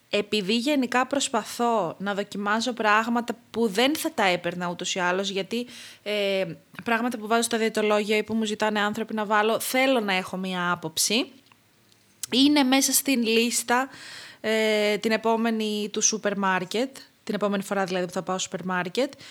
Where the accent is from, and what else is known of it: Crete, Greece